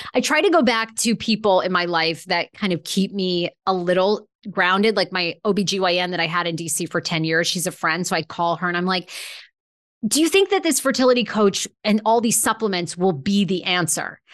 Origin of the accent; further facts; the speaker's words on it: Maine, United States; moved away; I grew up in Maine